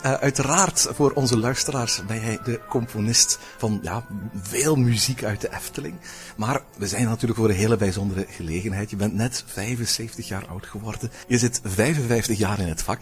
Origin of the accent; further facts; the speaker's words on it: Flanders, Belgium; accent: Belgian; Als Vlaming